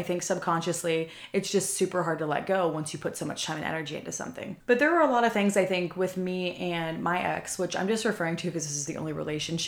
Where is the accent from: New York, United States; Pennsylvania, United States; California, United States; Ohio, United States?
Pennsylvania, United States; moved away as an adult; now in Texas, United States; moving to a different city hours away from my hometown. So from Pennsylvania to Texas.